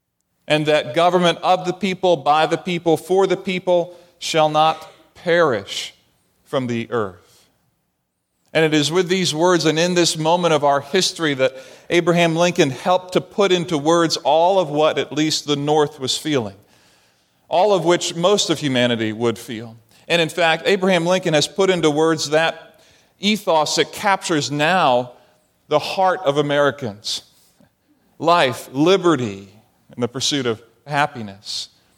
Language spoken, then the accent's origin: English; Barbados; And I saw this as a child growing up in the Caribbean on an island in Barbados that was populated primarily by the slave trade.